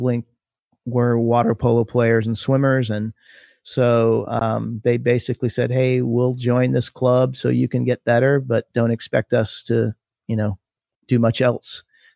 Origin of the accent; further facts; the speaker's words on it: Ontario, California, United States; now in Austin, United States; So I grew up in Southern California in a place called Ontario, which is about 40 miles southeast of Los Angeles